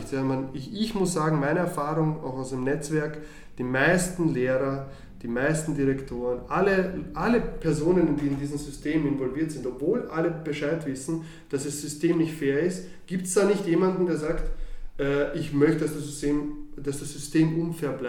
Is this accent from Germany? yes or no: no; Austria; also born or lived in Croatia; Ich bin 1984 in Kroatien geboren und bin dann mit sieben Jahren 1992 nach Österreich gekommen.